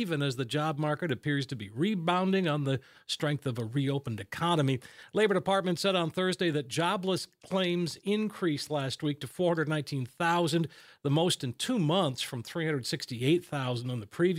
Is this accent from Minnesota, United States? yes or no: yes; Minnesota, United States; my home state, Minnesota.